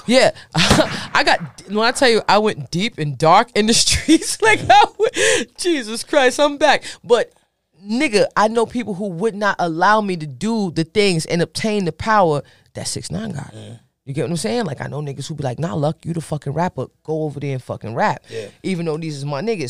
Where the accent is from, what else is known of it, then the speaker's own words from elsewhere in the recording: Bergen County, New Jersey, United States; I'm a girl from Bergen County, New Jersey